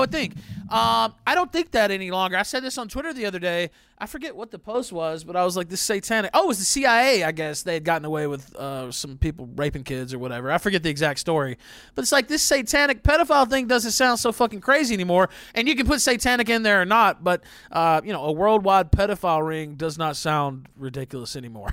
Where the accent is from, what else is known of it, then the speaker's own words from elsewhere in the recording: the South, United States; I'm from the South.